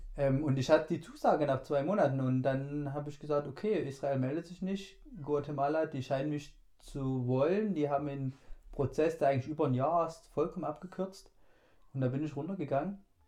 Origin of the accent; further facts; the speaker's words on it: Germany; ich bin Deutscher